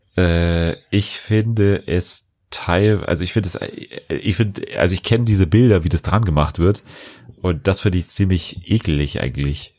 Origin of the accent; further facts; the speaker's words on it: Bavaria, Germany; bei uns in Bayern